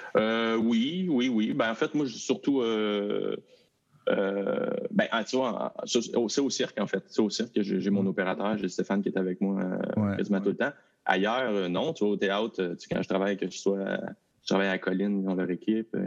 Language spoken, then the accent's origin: French; Val-d'Or, Quebec, Canada; moved away; je suis parti de Val d'Or